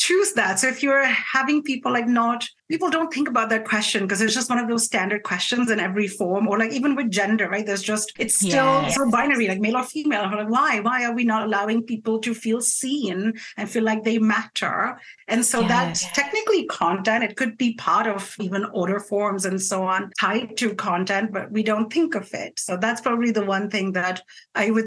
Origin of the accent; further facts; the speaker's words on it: India; I'm Indian, I'm not Greek